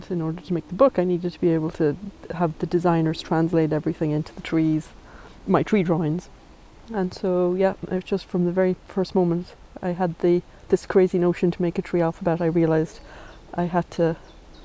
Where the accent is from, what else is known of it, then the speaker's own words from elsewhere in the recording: Ireland; also born or lived in New York; being Irish